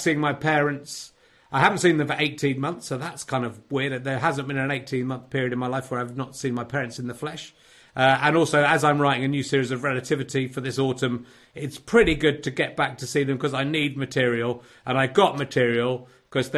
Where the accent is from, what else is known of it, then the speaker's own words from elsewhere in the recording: Cheddar, South West England, United Kingdom; moved away; also born or lived in Yorkshire; back in Cheddar doing this from my childhood home.